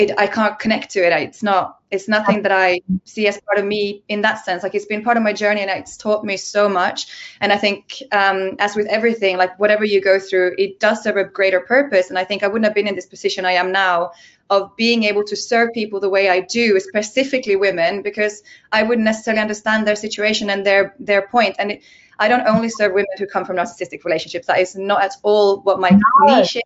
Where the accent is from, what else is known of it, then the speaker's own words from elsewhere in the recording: Finland; I'm from Finland